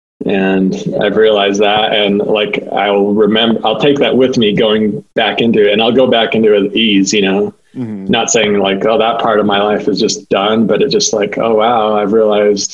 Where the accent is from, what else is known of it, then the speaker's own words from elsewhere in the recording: Taylorsville, Utah, United States; Born and raised in Taylorsville, Utah